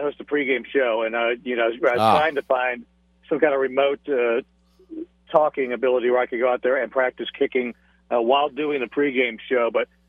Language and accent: English; Cleveland, Ohio, United States; moved away as an adult; someone who spent their first 20-something years growing up in Cleveland and Ohio.